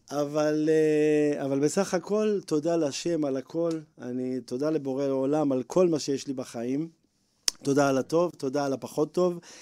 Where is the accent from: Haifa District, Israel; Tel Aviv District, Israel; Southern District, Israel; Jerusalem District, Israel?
Tel Aviv District, Israel; Bnei Brak; גדלתי בבית חרדי בבני ברק